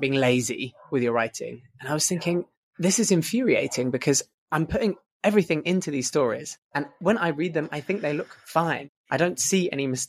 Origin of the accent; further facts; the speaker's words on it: London, United Kingdom; moved away as an adult; also born or lived in Essex / Falmouth, Cornwall; now in Barcelona, Spain; I was born in London, England, and I was based in London until I was about 14, moved out to Essex when I was 14